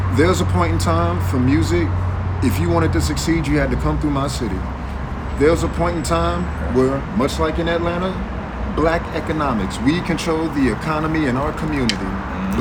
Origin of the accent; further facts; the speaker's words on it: Detroit, Michigan, United States; I'm from Detroit